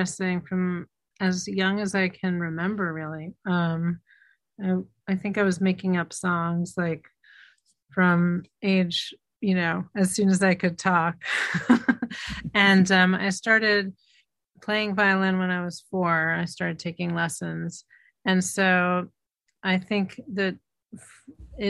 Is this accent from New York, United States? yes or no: yes; New York City, New York, United States; growing up in Manhattan